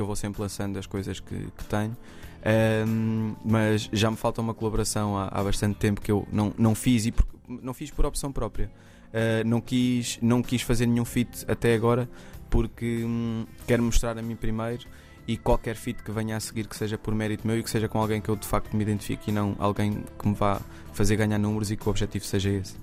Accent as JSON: {"language": "Portuguese", "town": "Mem Martins", "region": "Lisbon", "country": "Portugal", "tie": "born or raised there", "said": "eu, eu cresci na Brinheira, em Mem Martins"}